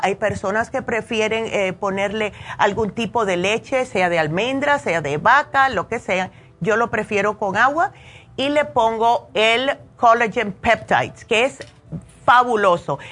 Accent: New Jersey, United States; now in Las Vegas, United States; me crié en New Jersey, solamente tenemos tres meses de verano

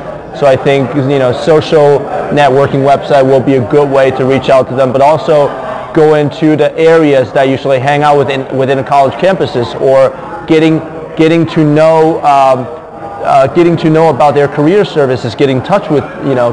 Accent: Shanghai, China; now in New York, United States; I'm originally from Shanghai, China.

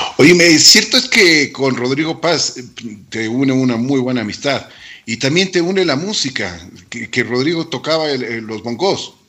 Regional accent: Quito, Pichincha, Ecuador; nosotros como, como quiteños y como ecuatorianos

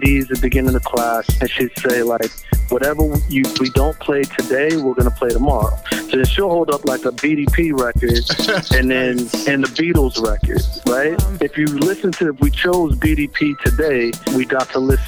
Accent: Boston, Massachusetts, United States; I grew up in Roxbury, Massachusetts

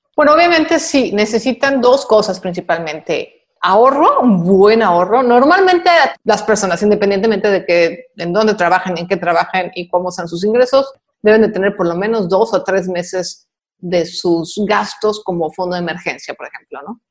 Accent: Mexico; en mi país

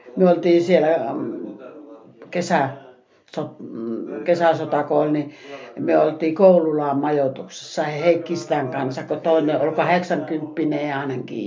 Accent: Enonkoski, South Savo, Finland; sitten kun sota loppui, niin muutettiin Enonkoskelta saatiin rintamamiestalo. Tai niin rakennettiin koti sinne Enonkoskelle. Ja minä oli alle kouluikäinen

